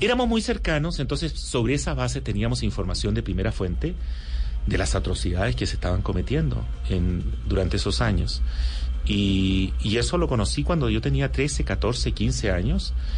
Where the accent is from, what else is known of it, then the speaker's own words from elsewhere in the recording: Chile; yo crecí em, eh, mi, adolescencia y toda mi juventud y estudios universitarios los hice en Chile bajo la dictadura de Pinochet